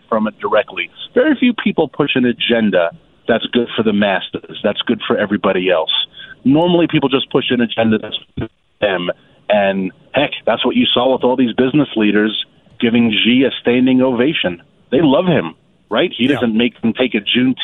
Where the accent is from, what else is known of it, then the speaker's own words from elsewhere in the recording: New York City, New York, United States; now in Virginia, United States; growing up in Queens